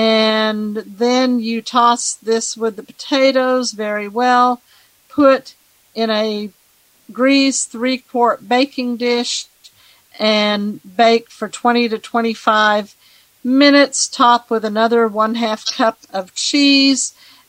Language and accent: English; Nashville, Tennessee, United States; I am from Nashville, Tennessee, one of the best places in the world to live.